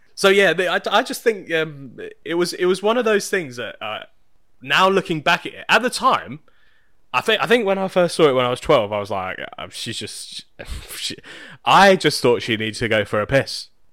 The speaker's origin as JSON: {"language": "English", "country": "United Kingdom", "said": "me being British."}